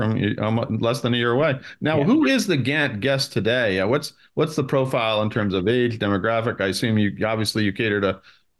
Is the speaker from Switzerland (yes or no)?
yes; Switzerland; moved away; I grew up in Switzerland, so I know a little bit about skiing.